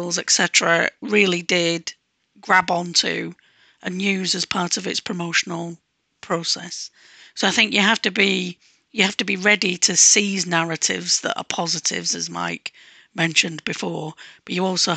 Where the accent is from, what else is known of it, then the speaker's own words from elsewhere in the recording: Manchester, North West England, United Kingdom; when I was growing up in Manchester